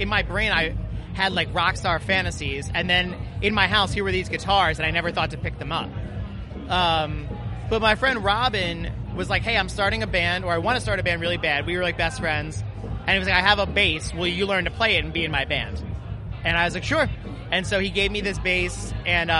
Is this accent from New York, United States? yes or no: no; Philadelphia, Pennsylvania, United States; we're from Philly